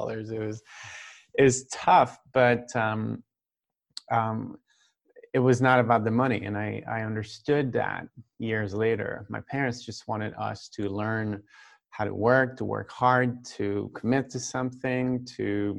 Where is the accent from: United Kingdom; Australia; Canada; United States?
Canada; Saint-Patrice-de-Beaurivage, Quebec; now in Quebec City, Canada; Right now I'm from Saint-Patrice de Beau-Rivage. That's a very small town, village, about an hour away from here. So that's where I grew up.